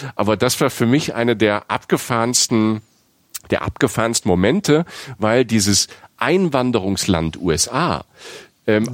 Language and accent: German; Rhineland-Palatinate, Germany; accent: Palatine; first language Palatine German; in der Pfalz, in, äh, in meiner Heimat